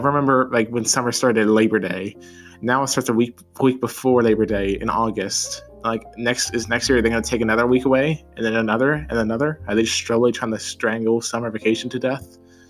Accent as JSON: {"language": "English", "region": "Hawaii", "country": "United States", "tie": "born there", "said": "I'd say I was born in Hawaii. And a lot of people don't know that, but it's a pretty cool place."}